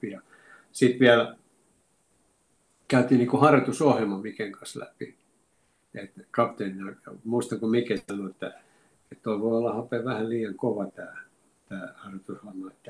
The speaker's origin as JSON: {"language": "Finnish", "town": "Oulu", "region": "North Ostrobothnia", "country": "Finland", "said": "mulla Oulussa on hyviä kavereita ja kun me ollaan sieltä lähtöisin."}